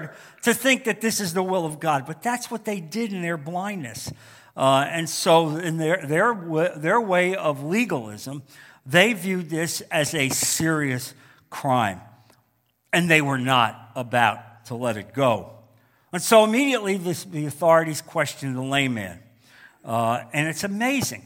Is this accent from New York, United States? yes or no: yes; New York metropolitan area, United States; moved away; growing up in the New York metropolitan area